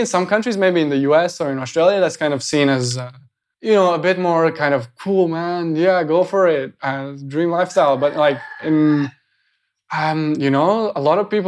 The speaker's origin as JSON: {"language": "English", "country": "Latvia", "moved": "yes", "said": "I just went back to Latvia"}